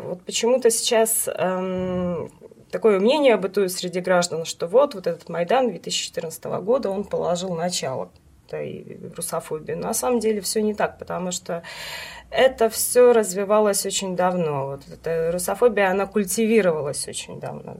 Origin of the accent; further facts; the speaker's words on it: Western Ukraine, Ukraine; moved away as an adult; now in Saint Petersburg, Russia; Родилась на Украине, в западной ее части